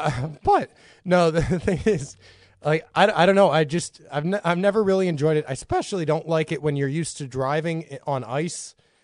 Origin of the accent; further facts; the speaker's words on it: Nazareth, Texas, United States; also born or lived in Boston / Michigan; I'm not actually from Nazareth. I'm from Nazareth, Texas. I was born in Boston.